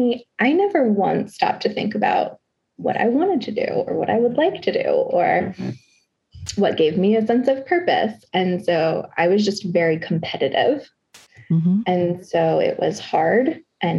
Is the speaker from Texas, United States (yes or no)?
yes; Conroe, Texas, United States; I grew up in Conroe, Texas, which is a very white, suburban, conservative, religious place